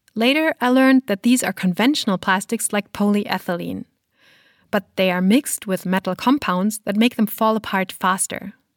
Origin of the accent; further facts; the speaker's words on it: Germany; my home country of Germany